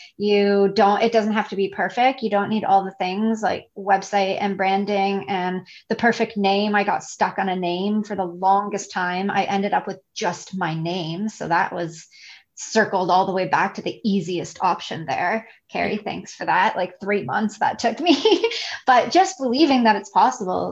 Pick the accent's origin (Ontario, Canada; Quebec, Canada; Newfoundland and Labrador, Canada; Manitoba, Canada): Ontario, Canada; Toronto; moved away as an adult; now in Isla Mujeres, Mexico; I'm originally from Toronto